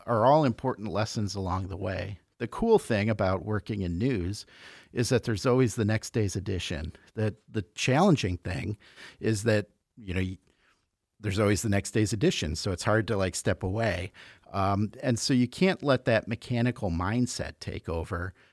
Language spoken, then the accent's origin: English; Chicago, Illinois, United States; moved away as an adult; also born or lived in Iowa City, Iowa; now in Iowa, United States; I grew up in Chicago, came out to school, went to the University of Iowa, and never left.